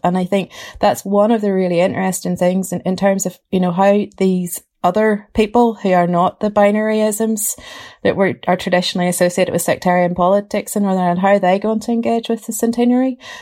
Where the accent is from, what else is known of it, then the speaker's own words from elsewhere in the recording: Ballymena, Northern Ireland, United Kingdom; grew up in Ballymena, um, in a Protestant girls' grammar school